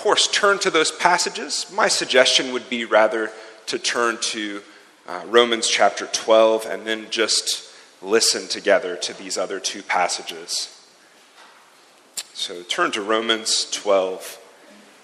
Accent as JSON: {"language": "English", "country": "United States", "tie": "born or raised there", "moved": "as an adult", "lives_now": "Zurich, Switzerland", "said": "In my home country"}